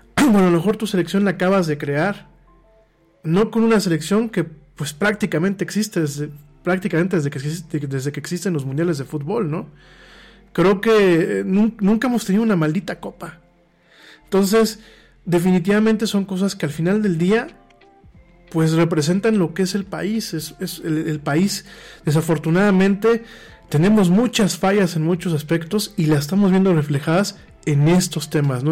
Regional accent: Mexico; aquí en México

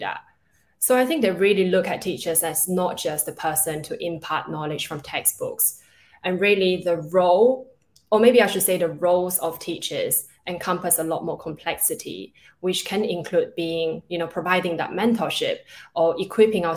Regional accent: Singapore; also born or lived in China / London, United Kingdom / Netherlands; So I was born in China. I was then raised in Singapore, and then I went to university in London.

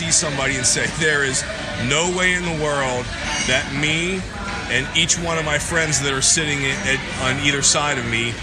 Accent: Pittsburgh, Pennsylvania, United States; I grew up in Pittsburgh, Pennsylvania

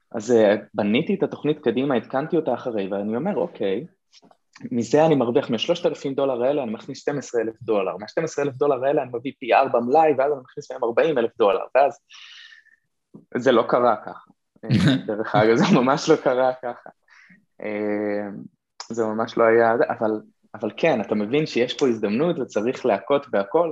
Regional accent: Kiryat Shmona, Northern District, Israel; now in Nahariya, Israel; נולדתי וגדלתי בקריית שמונה

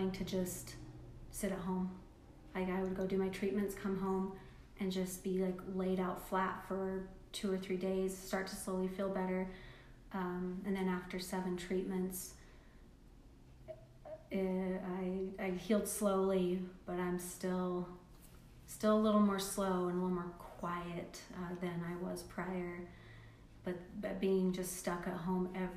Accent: Salt Lake County, Utah, United States; we moved from Salt Lake County to Utah County

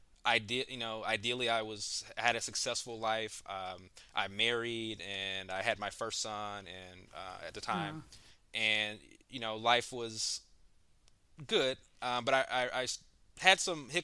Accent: Memphis, Tennessee, United States; moved away as an adult; also born or lived in Philadelphia / Nashville; now in Atlanta, United States; I'm originally from Memphis, Tennessee

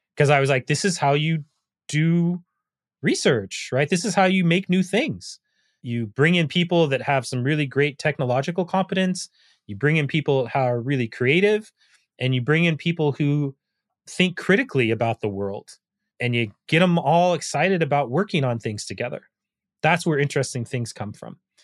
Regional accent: United States; as an American

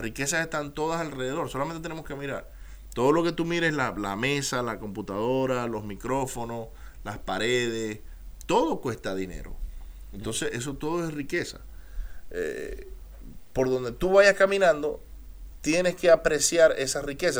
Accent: Maracaibo, Zulia, Venezuela; accent: maracucho; moved away; also born or lived in United States; Yo soy americano de nacimiento, soy venezolano de crecimiento y de corazón y si me lo notan el acento, pueden decir que soy maracucho

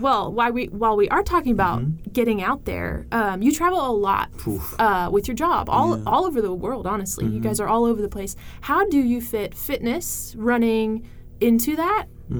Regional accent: Northeast, United States; now in Cleveland, United States; Brittany and I are originally from the Northeast.

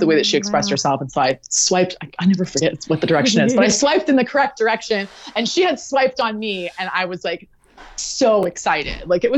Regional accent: Southern California, United States; I grew up in Southern California

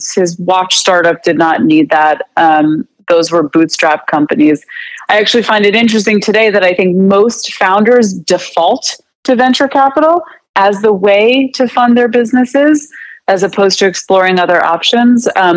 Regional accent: United States; also born or lived in Canada; I was going to school in Canada, and I couldn't get a job as an American

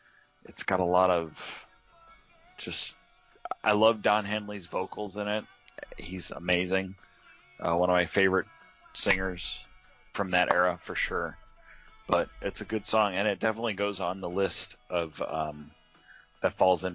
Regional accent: Huntington Beach, California, United States; I grew up in Huntington Beach, it was only a couple hours north of San Diego.

